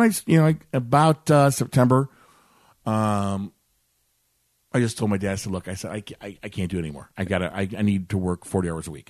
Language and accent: English; Maryville, Illinois, United States; also born or lived in Edwardsville, Illinois / Glen Carbon, Illinois; I lived in, I grew up in Maryville, Illinois, down the road